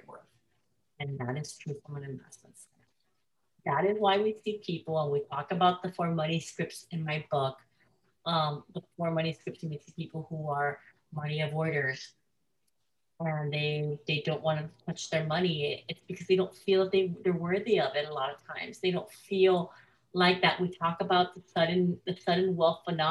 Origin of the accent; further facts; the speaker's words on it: Miami, Florida, United States; I grew up in Miami, Florida